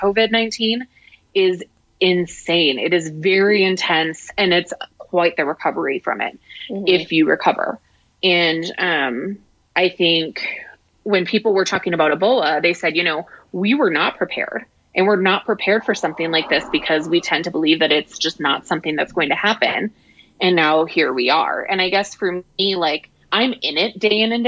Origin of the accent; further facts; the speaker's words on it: La Crosse, Wisconsin, United States; moved away; my hometown in La Crosse